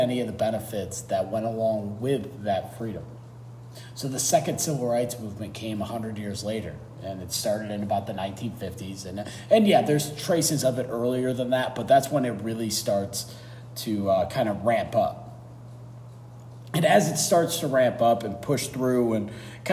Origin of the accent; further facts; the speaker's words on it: United States; as an American